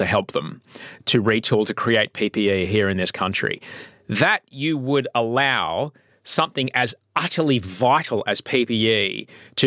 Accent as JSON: {"language": "English", "town": "Adelaide", "region": "South Australia", "country": "Australia", "tie": "born or raised there", "moved": "yes", "lives_now": "Sydney, Australia", "said": "growing up in Adelaide, you know, there was the Italian part, there was the Greek part"}